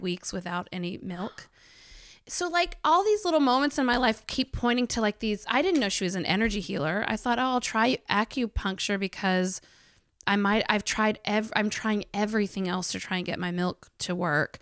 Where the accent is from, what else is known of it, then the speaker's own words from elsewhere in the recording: Arkansas, United States; I grew up in Arkansas